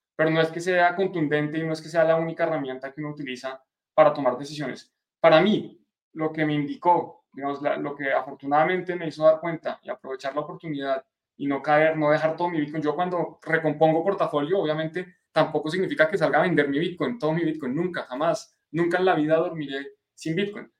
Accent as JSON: {"language": "Spanish", "country": "Colombia", "said": "de Colombia, para los que estén en, en mi país"}